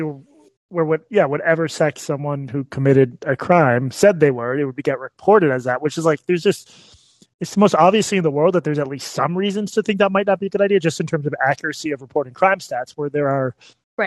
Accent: Massachusetts, United States; moved away as an adult; now in Texas, United States; growing up in Massachusetts

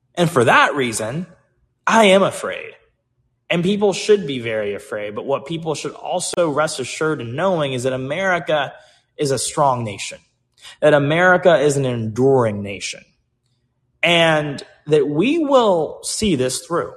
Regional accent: United States

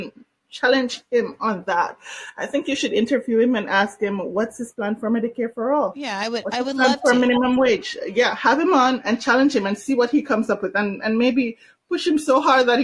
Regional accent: Canada; I'm Canadian, I'm also Jamaican.

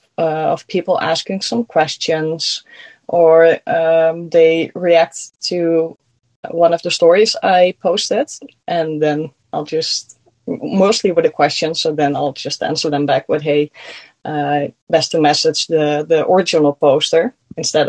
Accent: Netherlands; accent: Dutch; first language Dutch; English is a second language; I'm from the Netherlands. That's why I have an accent.

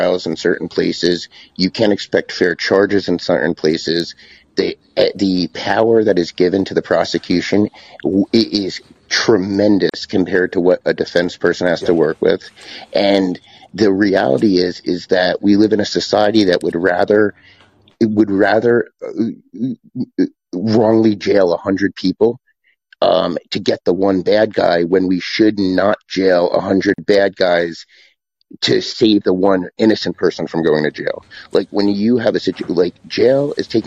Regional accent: United States; as an American

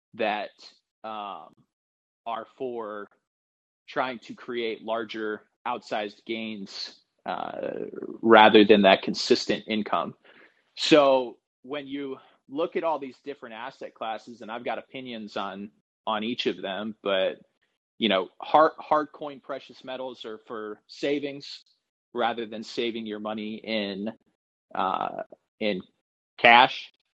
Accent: Northwest Ohio, United States; moved away as an adult; also born or lived in West Virginia; now in North Carolina, United States; I'm originally from from Northwest Ohio

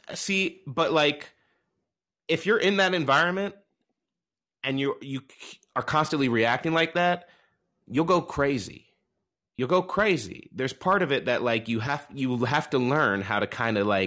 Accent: Southern Illinois, United States; I'm from Southern Illinois. I'm from the country.

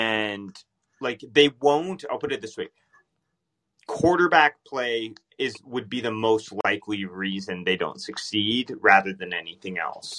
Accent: Dallas, Texas, United States; I'm from Dallas.

